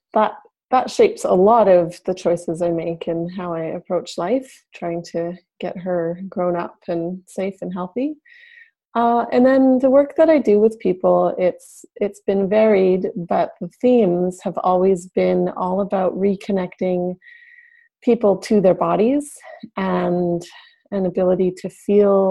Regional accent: Yukon, Canada; I'm actually from Northern Canada in the Yukon Territory

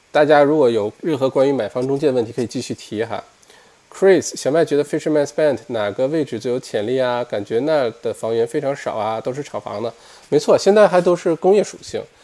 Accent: Heilongjiang, China; moved away as an adult; now in Australia; 我是东北人，黑龙江人啊

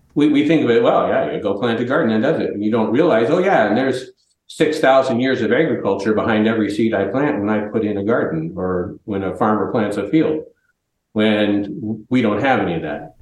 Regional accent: New Jersey, United States; we're both from Jersey

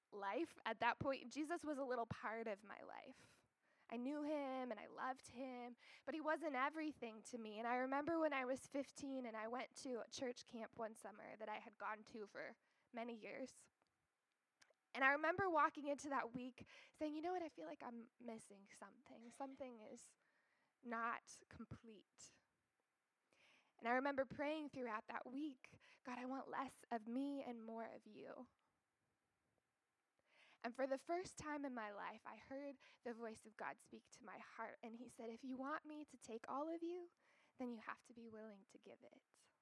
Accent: Iowa, United States; moved away as an adult; also born or lived in Canada / Kenya / Atlanta, Georgia; now in Altoona, United States; I grew up in Iowa

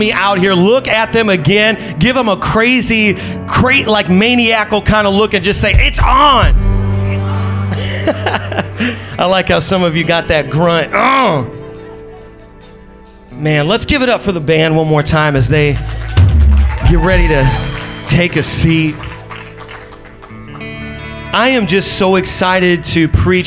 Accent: Indiana, United States; moved away; We're originally from Indiana

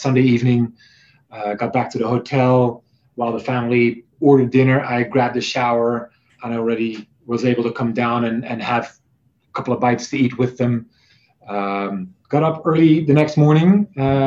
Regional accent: near Maastricht, Limburg, Netherlands; moved away as an adult; now in Atlanta, United States; That is about 12 miles from where I've spent 30 years of my life.

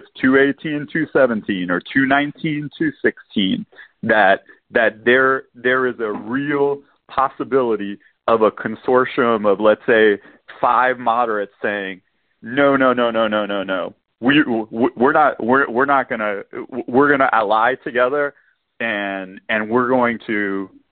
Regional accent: Louisiana, United States; I'm from Louisiana

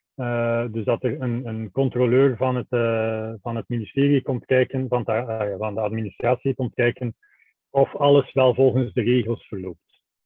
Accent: Belgium; wij zijn, wij zijn Belgen

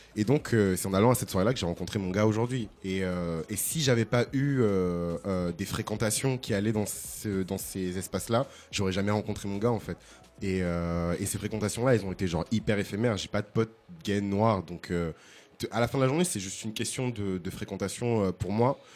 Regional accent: Bordeaux, Nouvelle-Aquitaine, France; now in Paris, France; j'ai grandi à Bordeaux

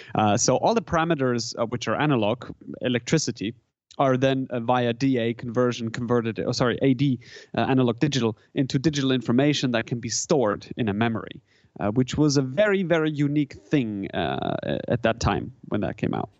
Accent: German-speaking Switzerland, Switzerland; first language German; English is a second language; moved away as an adult; now in San Francisco, United States; I grew up in Switzerland. I grew up in the German part of Switzerland. So, you know, German is, is kind of my native, um, language in a sense

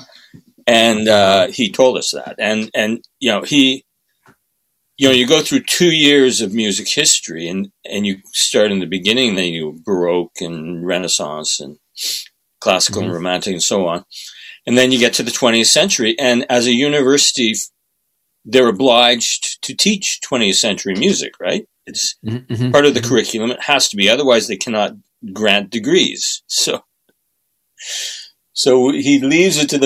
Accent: Ottawa, Ontario, Canada; moved away as an adult; also born or lived in Sackville, New Brunswick; I grew up mostly in Ottawa.

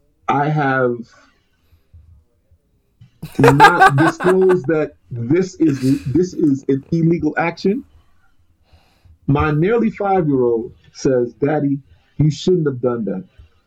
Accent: Jamaica; Your pride comes from somewhere. Our pride comes from being Jamaican.

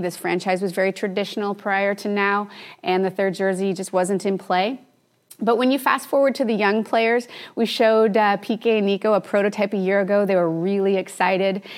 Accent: Canada; I'm Canadian

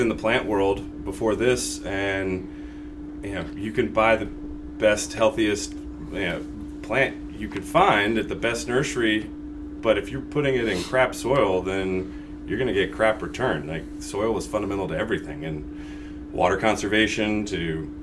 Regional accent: West Virginia, United States; moved away as an adult; now in Austin, United States; I grew up in West Virginia, moved to Austin in 2006 to practice landscape architecture

